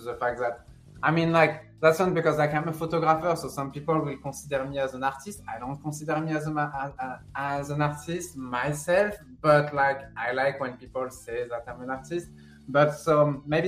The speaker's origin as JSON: {"language": "English", "town": "Sanary-sur-Mer", "region": "Provence-Alpes-Côte d'Azur", "country": "France", "tie": "born or raised there", "second_language": "English", "moved": "as an adult", "lives_now": "United States", "said": "I'm from France. I was born and raised in France, in south of France, nearby Marseille, a small city called Sanary-sur-Mer."}